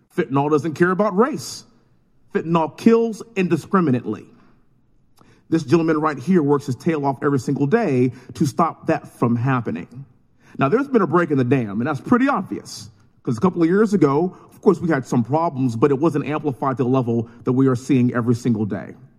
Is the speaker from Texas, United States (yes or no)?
yes; Texas, United States; born and raised in Texas, living in Houston